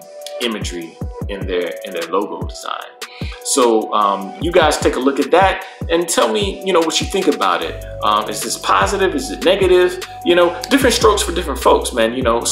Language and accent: English; United States; as Black Americans, we are as American as apple pie. We are as American as baseball.